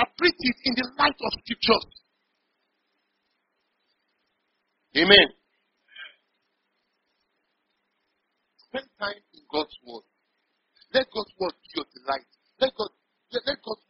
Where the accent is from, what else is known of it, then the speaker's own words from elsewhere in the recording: Kaduna, Kaduna State, Nigeria; moved away as an adult; also born or lived in Kebbi State; now in Port Harcourt, Nigeria; I was born and raised in Kaduna